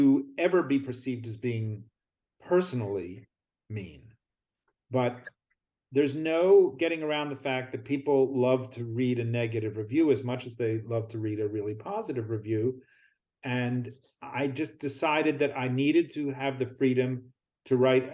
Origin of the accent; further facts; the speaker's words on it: outside of Philadelphia, Pennsylvania, United States; I grew up outside of Philadelphia